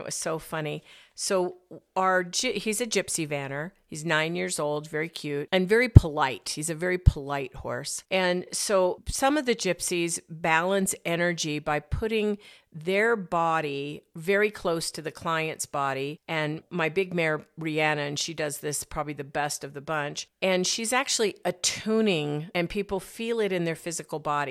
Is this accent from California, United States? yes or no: no; Arizona, United States; moved away; also born or lived in Colorado; I grew up in Arizona